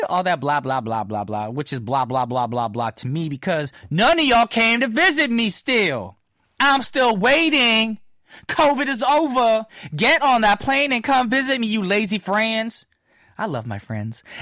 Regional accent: New Jersey, United States; now in South Korea; My hometown friends from small town New Jersey.

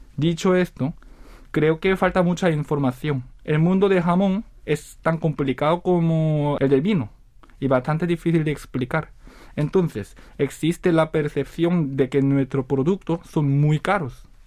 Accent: South Korea; Spanish is a second language; also born or lived in Seville, Spain; montar un negocio de jamón en mi país

